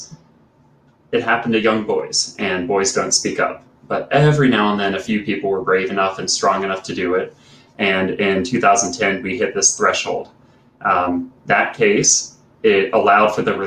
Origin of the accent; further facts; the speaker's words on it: South Carolina, United States; a camp in the foothills of Appalachia, right in my home state of South Carolina